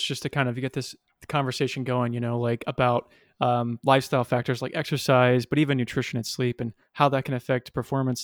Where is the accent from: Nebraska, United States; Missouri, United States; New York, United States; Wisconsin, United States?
Missouri, United States; Kansas City; moved away as an adult; also born or lived in Springfield, Missouri; now in Los Angeles, United States; I moved back to my hometown of Kansas City